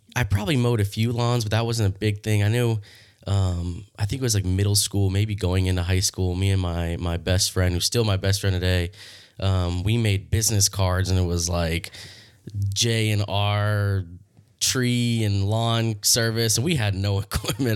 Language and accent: English; Leesburg, Florida, United States; I'm born and raised in Leesburg, Florida. I've been here my whole life